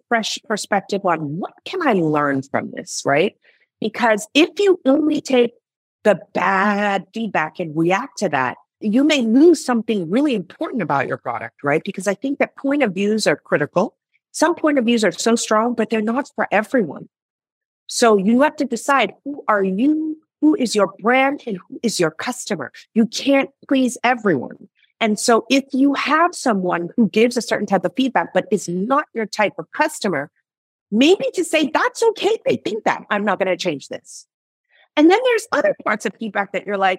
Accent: Nigeria; moved away; I'm originally from Nigeria.

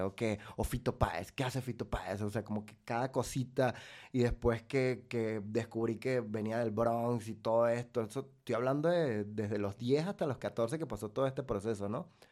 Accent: Venezuela; moved away as an adult; also born or lived in Valencia / Maracay; now in Mexico

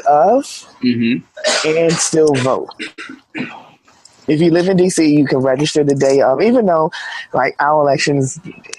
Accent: Washington, District of Columbia, United States; I'm from D.C.

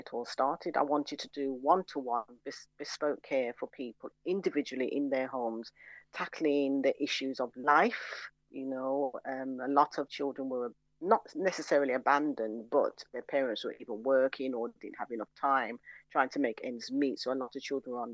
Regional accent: Birmingham, West Midlands, United Kingdom; also born or lived in London; I'm still living in Handsworth, still there, born and bred

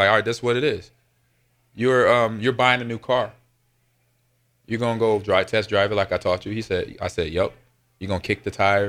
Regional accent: Los Angeles, California, United States; moved away; I grew up in Los Angeles, California, Pop Warner football, living between Crenshaw and Dorsey High School.

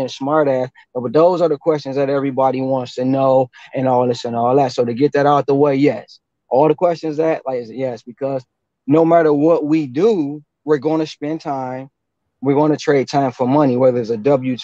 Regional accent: Detroit, Michigan, United States; I'm originally from Detroit

